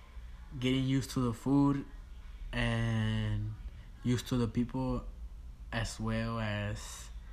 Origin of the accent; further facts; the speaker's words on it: Mexico; now in United States; I came from Mexico.